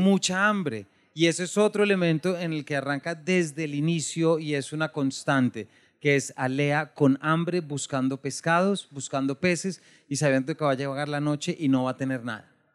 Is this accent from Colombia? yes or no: yes; Bogotá, Colombia; yo soy de Bogotá, mi familia es de Manizales, del eje cafetero